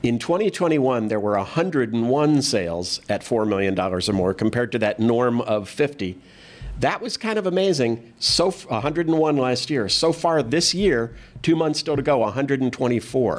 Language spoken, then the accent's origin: English; San Diego, California, United States; moved away; I didn't grow up here. I grew up in San Diego